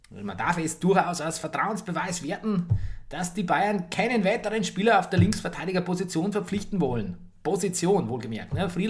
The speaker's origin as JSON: {"language": "German", "country": "Italy", "said": "ich bin Italiener, ich bin nicht ansatzweise die Braun wie du."}